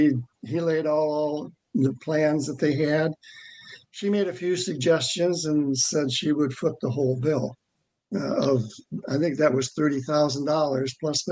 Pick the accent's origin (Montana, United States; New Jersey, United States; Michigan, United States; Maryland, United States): Michigan, United States; Worth; I'm from Worth, Michigan, which Worth is right up there in the thumb.